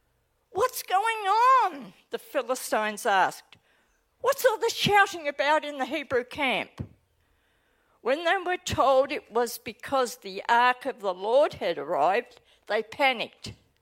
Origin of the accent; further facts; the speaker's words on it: Australia; accent: Australian; now in New Zealand; as I speak, you'll recognise my accent as being totally Aussie. I live in New Zealand, but as soon as I land back on Tullamarine, I slip back into my Aussie language.